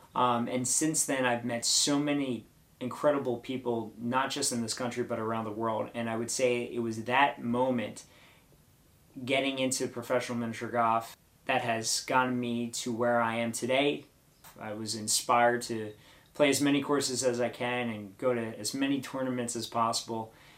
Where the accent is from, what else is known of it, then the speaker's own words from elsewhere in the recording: Ocean City, New Jersey, United States; also born or lived in Linwood, New Jersey; Originally grew up in Ocean City, New Jersey